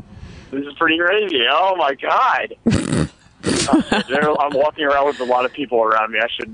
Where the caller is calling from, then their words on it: Chapel Hill, North Carolina, United States; Very close. Chapel Hill, North Carolina.